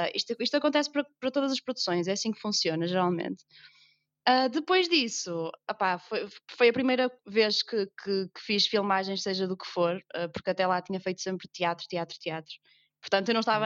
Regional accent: Northern Portugal, Portugal; accent: northern (nortenho); toda a gente percebe que, que, que eu não sou do sul, que sou do norte, tenho um sotaque que nortenho.

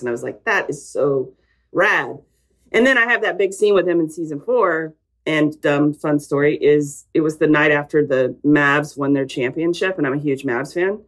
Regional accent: Texas, United States; I'm a Texan

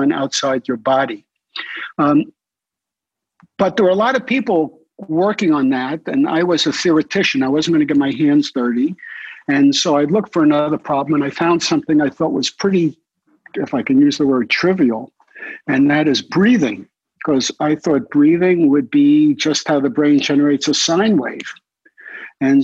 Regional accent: New York City, New York, United States; I grew up in Brooklyn

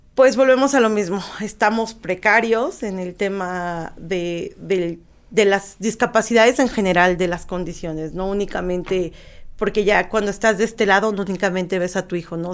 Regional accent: Mexico

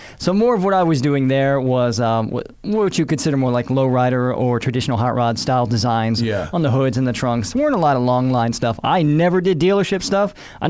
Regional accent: D.C., Maryland side of Washington, United States; now in Los Angeles, United States; I'm from the Maryland side of Washington, D.C., is the best way to say that.

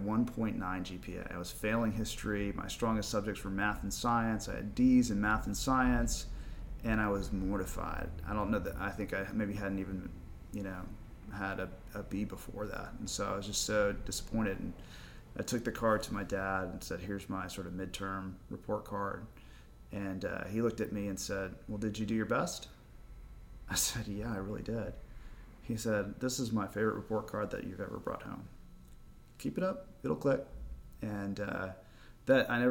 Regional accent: Dallas, Texas, United States; I ended up being born and raised in Dallas, Texas

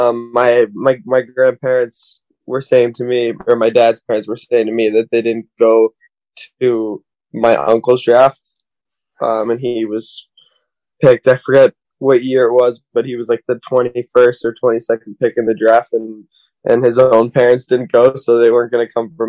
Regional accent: Boston, Massachusetts, United States; Growing up in Boston

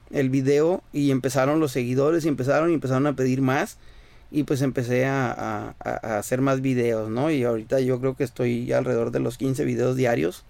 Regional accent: Caborca, Sonora, Mexico; now in Ensenada, Mexico; soy nacido en Sonora, en la ciudad de Caborca, Sonora. Actualmente radico en Ensenada, California.

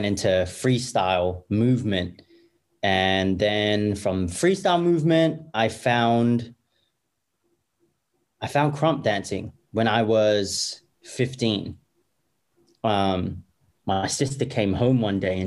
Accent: Perth, Western Australia, Australia; born and raised in Perth, Australia

